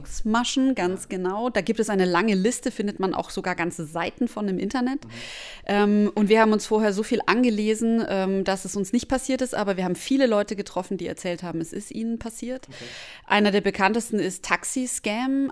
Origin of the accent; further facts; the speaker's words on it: Germany; als Deutscher